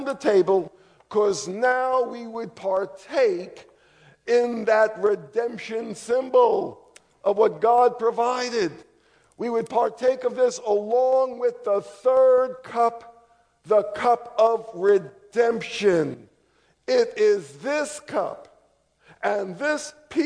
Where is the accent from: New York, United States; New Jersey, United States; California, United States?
New York, United States; now in Charlotte, United States; I grew up in New York, but I repented all the way down to Charlotte